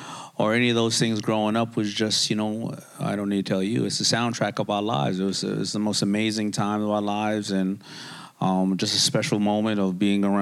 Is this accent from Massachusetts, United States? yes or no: no; Queens, New York, United States; I grew up in a town where, I grew up in Hollis, Queens, and Hollis, Queens is a very small area of...